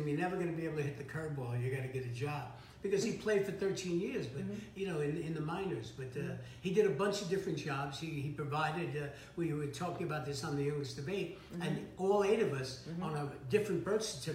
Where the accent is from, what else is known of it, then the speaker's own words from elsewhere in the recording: New York City, New York, United States; moved away as an adult; also born or lived in Hermosa Beach; an Irish Catholic from the mm-hmm. Bronx